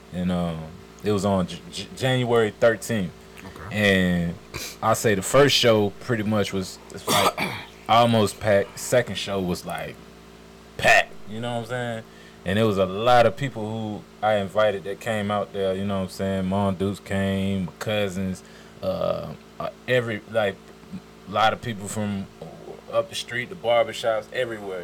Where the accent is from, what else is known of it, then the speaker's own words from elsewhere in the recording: Richmond, Virginia, United States; also born or lived in Decatur, Georgia; now in Stone Mountain, United States; I'm from Richmond, Virginia. I was born in Richmond, Virginia.